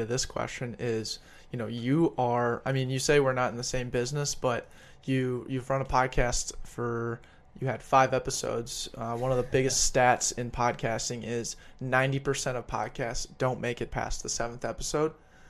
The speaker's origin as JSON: {"language": "English", "region": "Colorado", "country": "United States", "moved": "yes", "lives_now": "Minnesota, United States", "said": "I'm from Colorado."}